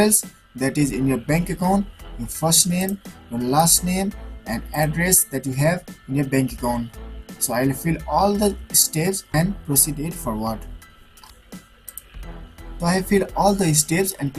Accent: Nepal; I'm from Nepal

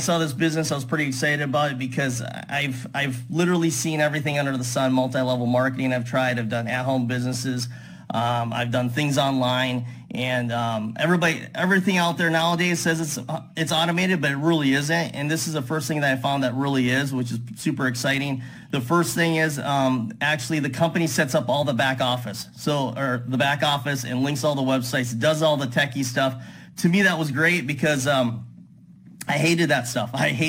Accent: Kansas City, Missouri, United States; I'm from Kansas City, Missouri.

